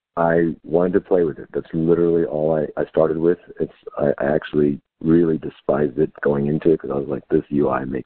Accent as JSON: {"language": "English", "region": "Texas", "country": "United States", "tie": "born or raised there", "also_born_or_lived": "Houston / Austin", "said": "I was born and raised in Texas. I spent my whole life here."}